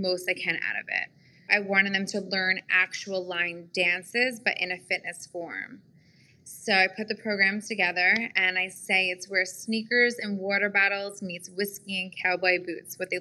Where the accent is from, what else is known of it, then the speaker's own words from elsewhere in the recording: Long Island, New York, United States; moved away as an adult; now in Nashville, United States; I'm from Long Island, New York, born and raised